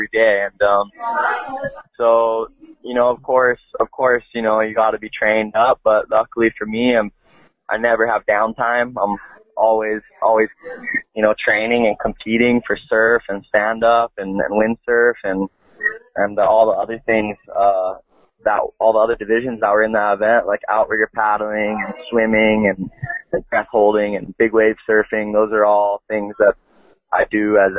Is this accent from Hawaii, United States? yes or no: yes; Kahana, Hawaii, United States; also born or lived in Launiupoko, Maui; I'm born and raised on Maui, and at the moment living at Launiupoko. We've been up here the last 17 years